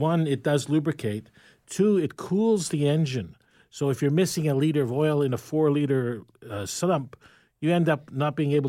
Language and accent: English; New York, United States; I'm from New York.